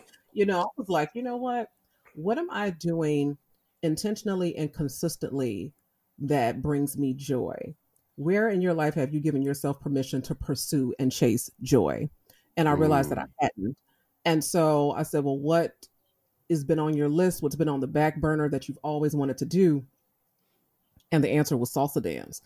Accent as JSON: {"language": "English", "town": "Chicago", "region": "Illinois", "country": "United States", "tie": "born or raised there", "said": "I grew up in Chicago"}